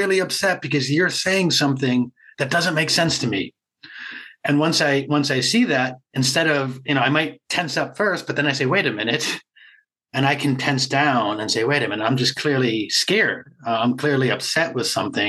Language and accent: English; Boston, Massachusetts, United States; I'm from Boston area